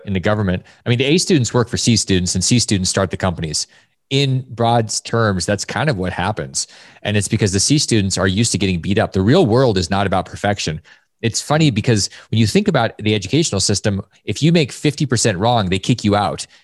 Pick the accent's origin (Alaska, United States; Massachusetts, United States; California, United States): Alaska, United States; I grew up in Alaska